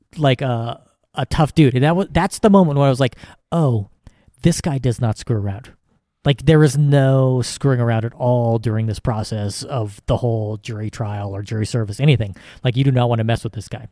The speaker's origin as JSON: {"language": "English", "country": "United States", "said": "as an American"}